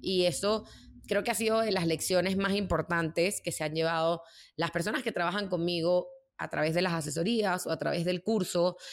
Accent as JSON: {"language": "Spanish", "town": "Caracas", "region": "Capital District", "country": "Venezuela", "also_born_or_lived": "New York", "moved": "as an adult", "said": "poder mantener eh, mi vida ahí en Venezuela, en Caracas."}